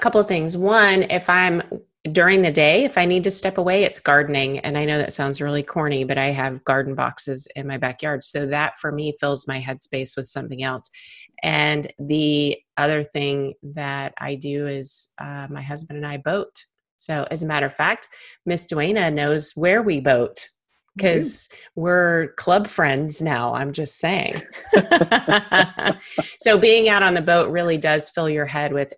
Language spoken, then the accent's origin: English; Texas, United States; I'm from Texas